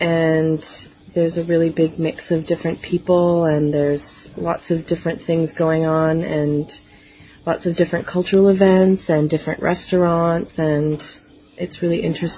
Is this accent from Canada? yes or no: yes; Toronto, Ontario, Canada; My hometown is Toronto, Ontario, Canada.